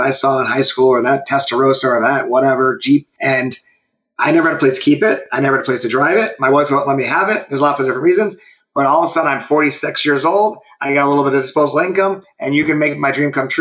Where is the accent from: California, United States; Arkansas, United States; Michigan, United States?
Michigan, United States; Detroit; I grew up around cars on Woodward. My dad was a hot rodder, chopping up cars in our garage